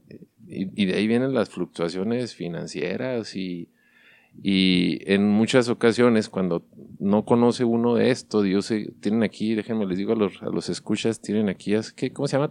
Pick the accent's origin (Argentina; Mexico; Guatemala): Mexico; somos mexicanos